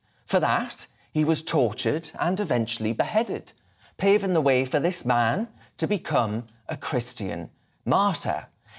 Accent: England, United Kingdom; I'm English and I'm damn well proud to be so.

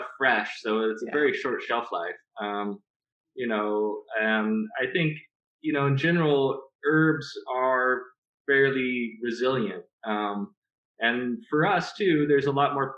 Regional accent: Southern California, United States; moved away as an adult; now in Applegate, Oregon, United States; we grew up in Southern California

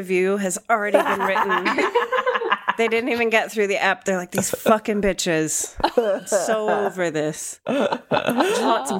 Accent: Pennsylvania, United States; I'm literally from Pennsylvania.

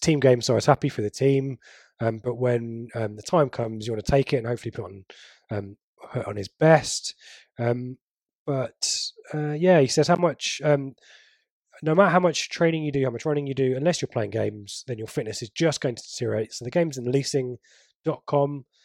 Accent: England, United Kingdom; I'm English

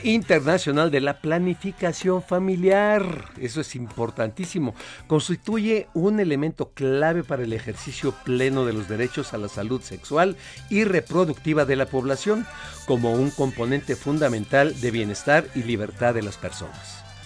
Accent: Mexico; soy orgullosamente mexicano

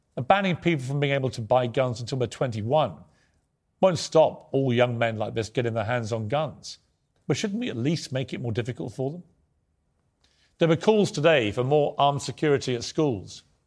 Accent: United Kingdom; accent: British

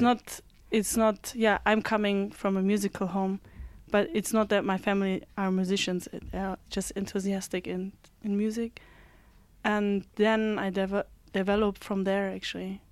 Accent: Hamburg, Germany; moved away as an adult; now in Berlin, Germany; I live in Berlin. I'm from Hamburg

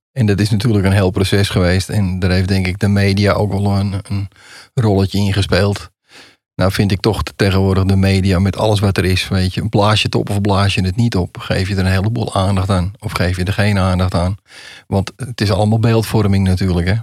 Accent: Amsterdam, North Holland, Netherlands; ik kom uit Amsterdam

